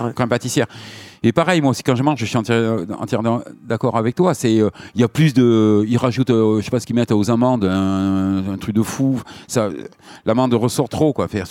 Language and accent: French; Biarritz, Nouvelle-Aquitaine, France; je suis né à Biarritz